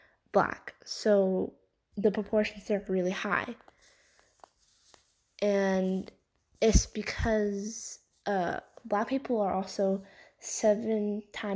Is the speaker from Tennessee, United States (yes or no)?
no; Oklahoma, United States; my home state, Oklahoma